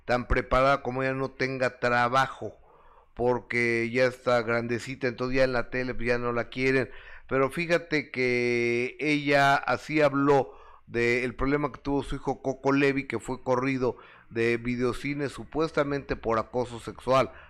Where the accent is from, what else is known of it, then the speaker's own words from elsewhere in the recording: Mexico City, Mexico; De aquí de la Ciudad de México.